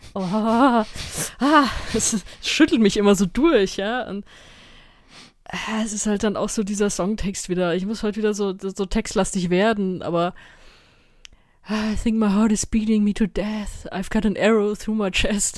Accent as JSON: {"language": "German", "country": "Germany", "said": "ich komme aus Deutschland"}